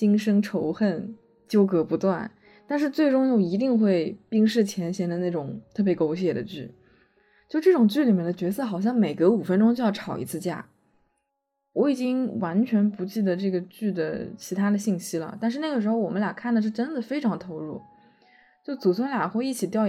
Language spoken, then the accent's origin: Chinese; Shanghai, China; 我是一个上海人，并且是从来没有离开过的上海人